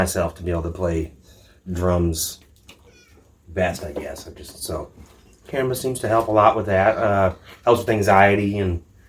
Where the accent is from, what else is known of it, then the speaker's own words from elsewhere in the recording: Shoreline, Washington, United States; Seattle, Shoreline.